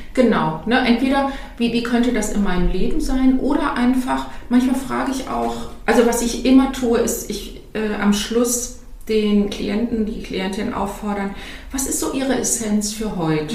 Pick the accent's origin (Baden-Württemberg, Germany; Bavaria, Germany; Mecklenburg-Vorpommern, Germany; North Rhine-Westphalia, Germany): North Rhine-Westphalia, Germany; Cologne area; Ich bin ja aus dem Umfeld von Köln